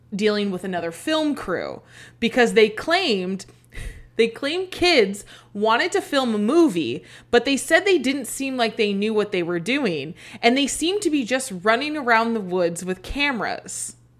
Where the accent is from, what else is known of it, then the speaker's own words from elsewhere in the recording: Arizona, United States; we're from Arizona